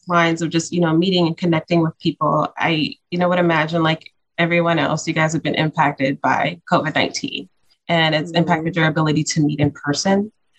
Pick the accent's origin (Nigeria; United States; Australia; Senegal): United States; Cincinnati, Ohio; moved away; And you're from my hometown, so I'm already a fan.